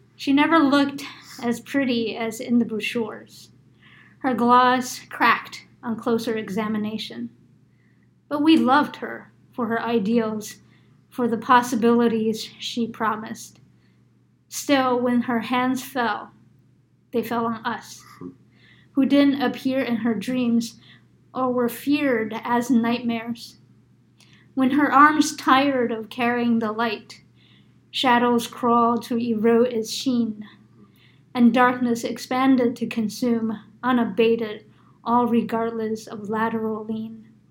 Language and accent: English; New York, United States; I grew up in New York